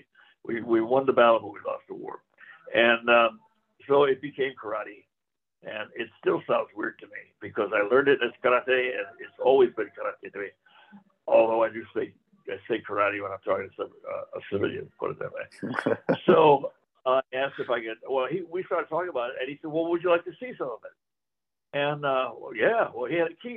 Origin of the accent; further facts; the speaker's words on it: Chicago, Illinois, United States; moved away; also born or lived in South Gate, California; growing up in Chicago, there were no judo schools available